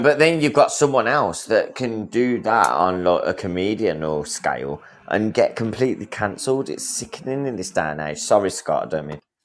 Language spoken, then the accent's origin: English; England, United Kingdom; I'm, I'm Englishman.